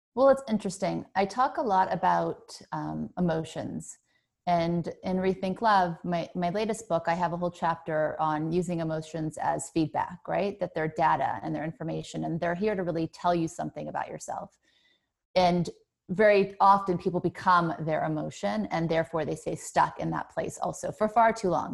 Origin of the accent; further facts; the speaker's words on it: Thibodaux, Louisiana, United States; also born or lived in New Orleans, Louisiana; I was born in Thibodeau, Louisiana